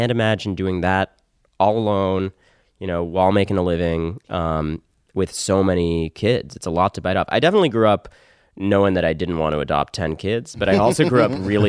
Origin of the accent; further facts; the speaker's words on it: Connecticut, United States; also born or lived in New York; I was born in New York, and then I spent my teens in Connecticut.